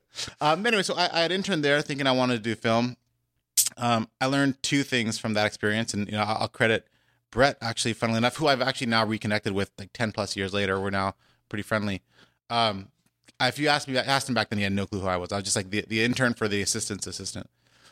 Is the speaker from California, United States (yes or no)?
yes; Los Angeles, California, United States; I grew up on the West Coast. I've been in LA pretty much my entire life, although my family's from the East Coast. Went to UCLA, went locally to high school here at Hawthorne, just in the shadow of the airport.